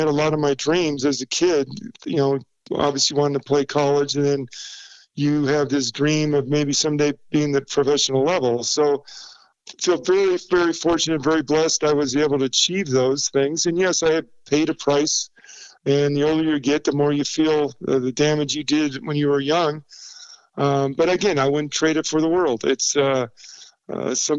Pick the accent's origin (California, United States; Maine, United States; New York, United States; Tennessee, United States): California, United States; Southern; moved away as an adult; now in Denver, United States; growing up in Southern California in the late 60s, early 70s